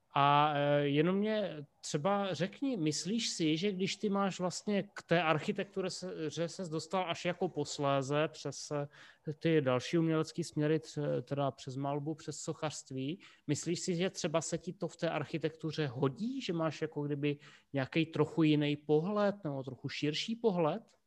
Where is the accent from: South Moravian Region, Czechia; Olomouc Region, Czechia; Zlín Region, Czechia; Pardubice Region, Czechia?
Olomouc Region, Czechia; Rapotín; já jsem z Rapotína